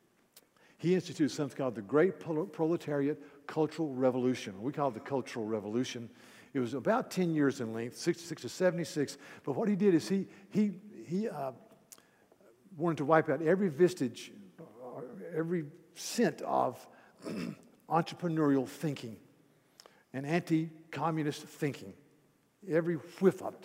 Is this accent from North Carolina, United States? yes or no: yes; North Carolina, United States; I grew up in Mayberry